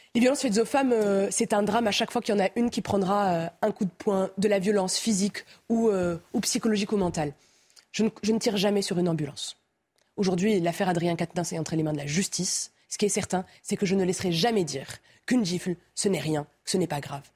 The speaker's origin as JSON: {"language": "French", "town": "Romorantin-Lanthenay", "region": "Centre-Val de Loire", "country": "France", "tie": "born or raised there", "moved": "yes", "lives_now": "Nantes, France", "said": "Je suis né à Romorantin."}